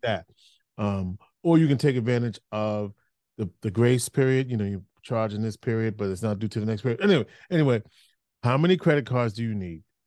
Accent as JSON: {"language": "English", "region": "New York", "country": "United States", "tie": "born or raised there", "said": "I grew up in New York"}